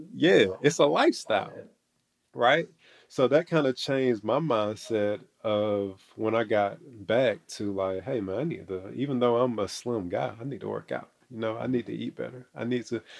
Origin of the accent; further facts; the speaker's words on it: Athens, Georgia, United States; born and raised in Athens, Georgia